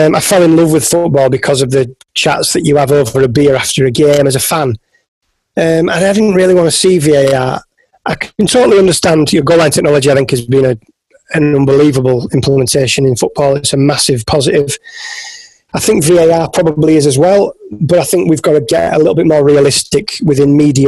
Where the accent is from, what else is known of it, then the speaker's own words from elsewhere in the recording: Yorkshire and the Humber, United Kingdom; I'm from West Yorkshire in the north of England